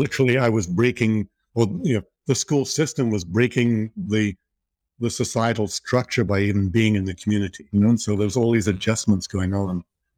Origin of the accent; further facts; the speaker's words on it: Liverpool, North West England, United Kingdom; born there; So at an early age, I was born in Liverpool and started heading off into nature at an early age, and started rock climbing at 14.